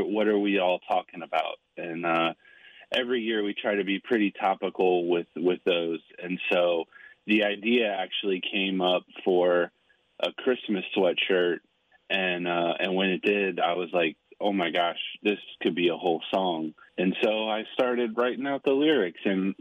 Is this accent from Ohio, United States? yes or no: yes; Cincinnati, Ohio, United States; growing up in Cincinnati